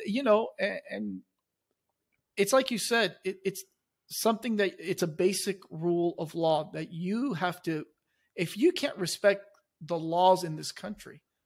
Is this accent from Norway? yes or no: no; Chile; now in United States; I came to this country, I was born in Chile